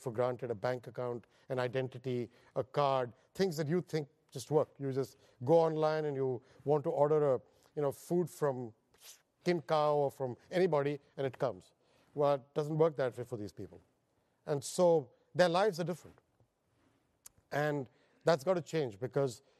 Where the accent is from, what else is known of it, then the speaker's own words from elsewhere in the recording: India; moved away as an adult; now in United States; I'm Indian by birth, and I was educated there. I have no education overseas